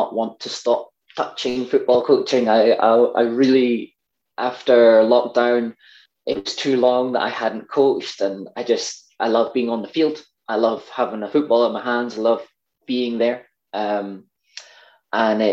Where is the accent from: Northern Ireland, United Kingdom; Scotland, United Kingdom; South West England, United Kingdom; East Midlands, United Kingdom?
Scotland, United Kingdom; accent: Scottish; my Scottish accent